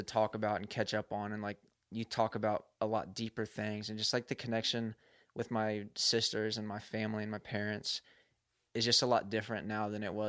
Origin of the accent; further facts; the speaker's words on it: Louisville, Kentucky, United States; I usually claim Louisville, Kentucky.